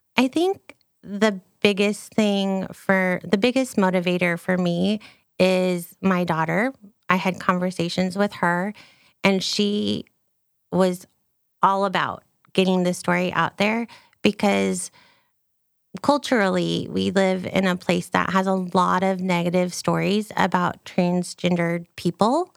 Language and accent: English; United States; also born or lived in Texas; I'm an American